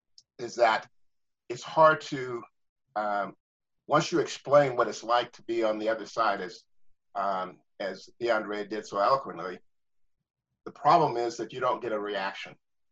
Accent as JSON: {"language": "English", "town": "Phoenix", "region": "Arizona", "country": "United States", "tie": "born or raised there", "said": "I was born in Phoenix, and I was born in a place where people really don't believe that there is a lot of racism."}